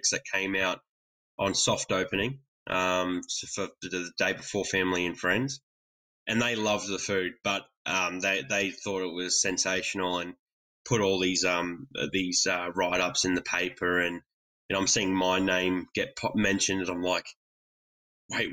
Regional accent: Australia

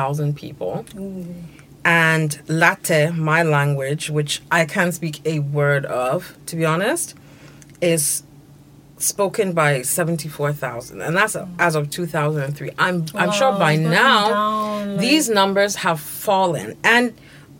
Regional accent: Ghana

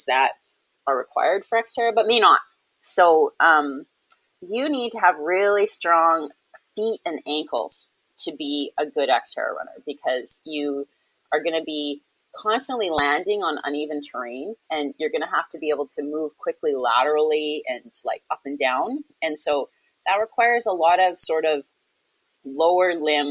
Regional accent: Victoria, British Columbia, Canada; It's my hometown race.

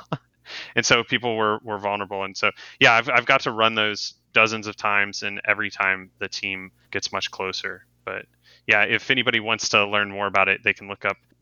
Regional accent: Cincinnati, Ohio, United States; I was born in Cincinnati, Ohio. I grew up a Reds fan

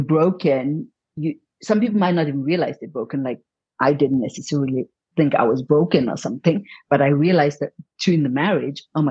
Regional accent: Zimbabwe; moved away as an adult; also born or lived in India; I came from Zimbabwe

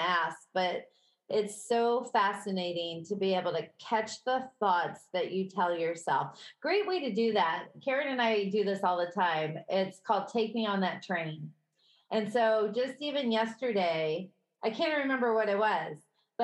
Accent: Midwest, United States; accent: Midwestern; My Midwestern accent

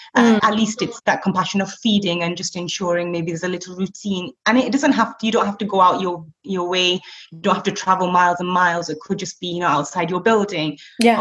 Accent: Blackburn, North West England, United Kingdom; moved away as an adult; now in Abu Dhabi, United Arab Emirates; I'm originally from Blackburn in the northwest

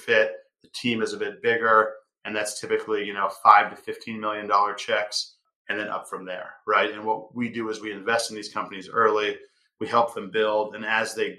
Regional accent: Seattle, Washington, United States; I grew up in downtown Seattle

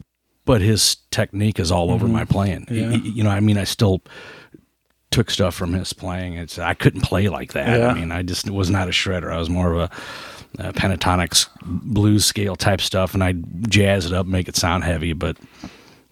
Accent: St. Ann, Missouri, United States; also born or lived in St. Charles, Missouri; I grew up in St. Anne's

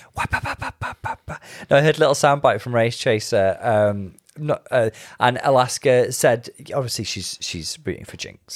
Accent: United Kingdom

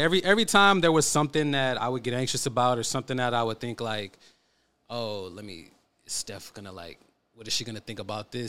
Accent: Oakland, California, United States; I'm from East Oakland

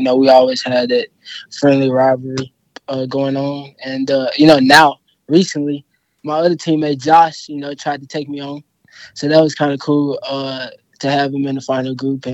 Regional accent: Memphis, Tennessee, United States; accent: Memphis accent, southern accent; I'm from Memphis. You know, it's a southern accent. Also, I got that Memphis accent

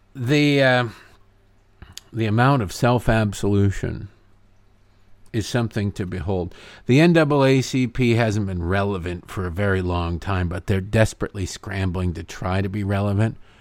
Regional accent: Oakland, California, United States; I'm a black man born and raised in Oakland.

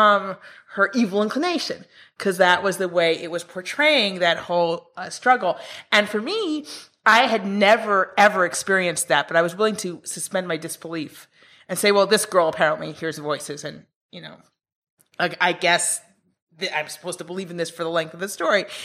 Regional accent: Israel; also born or lived in New York, United States; I grew up in Israel, but I went to the States, to New York University, for my PhD

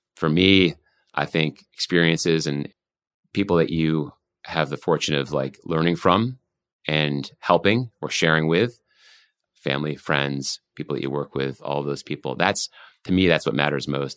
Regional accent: Vermont, United States; moved away; I grew up in Vermont

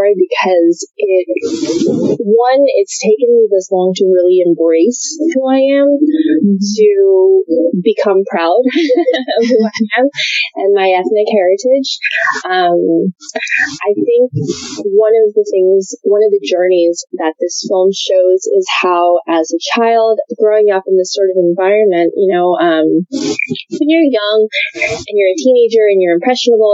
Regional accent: Florida, United States; I grew up in a small town in Florida

